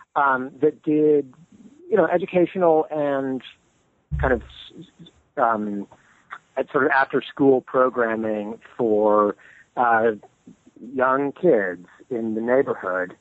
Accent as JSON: {"language": "English", "town": "Modesto", "region": "California", "country": "United States", "tie": "born or raised there", "said": "I grew up in California, in um, in the Central Valley, so not far from the redwood country, but uh, not quite in it, uh, in the city of Modesto"}